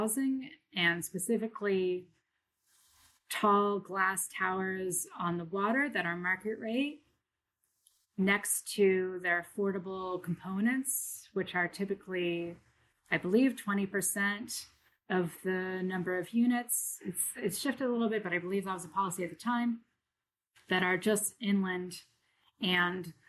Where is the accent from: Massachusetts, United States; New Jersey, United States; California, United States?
California, United States; Davis; also born or lived in Toronto; now in Brooklyn, United States; my hometown, which is Davis, California